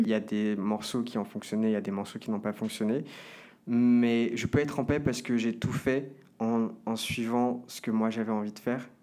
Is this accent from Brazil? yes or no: yes; Brazil; now in Paris, France; de là d'où je viens, du Brésil